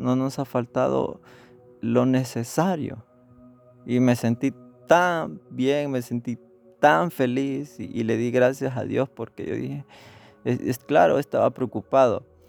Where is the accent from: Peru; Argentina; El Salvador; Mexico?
El Salvador; accent: Salvadoran; moved away; hablando en, nuestro acento salvadoreño